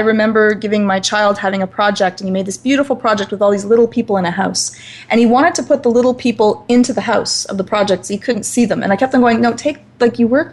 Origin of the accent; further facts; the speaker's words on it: Scotland, United Kingdom; I'm Scottish, so relatively fiery in nature